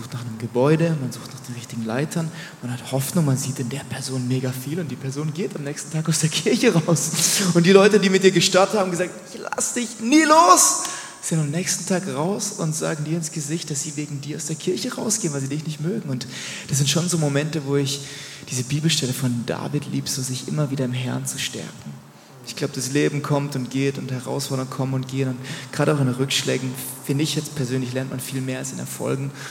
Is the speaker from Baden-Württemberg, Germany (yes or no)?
yes; Rheinfelden, Baden-Württemberg, Germany; Ich bin in Rheinfeld in Deutschland geboren, es gibt auch Rheinfeld in der Schweiz